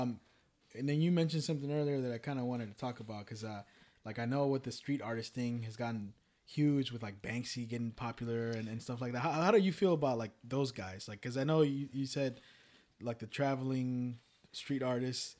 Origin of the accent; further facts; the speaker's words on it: Richmond, California, United States; I grew up, born and raised in Richmond